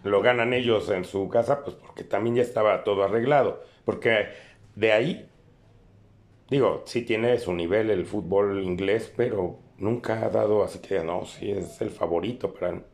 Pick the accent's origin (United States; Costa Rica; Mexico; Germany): Mexico; nosotros como mexicanos